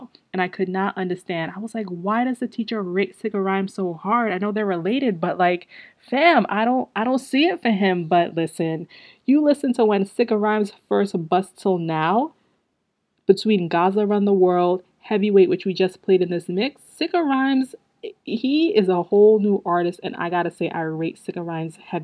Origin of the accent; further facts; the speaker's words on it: Guyana; I am Guyanese